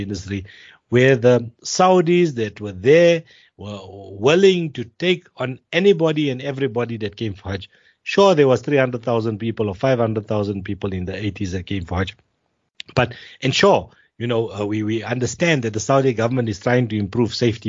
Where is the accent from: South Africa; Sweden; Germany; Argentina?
South Africa; the South Africans are treated as if we are Indian citizens